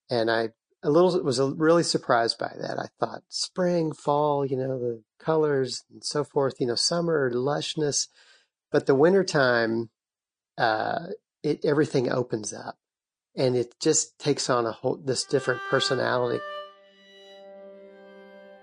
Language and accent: English; Lexington, Kentucky, United States; I grew up in Lexington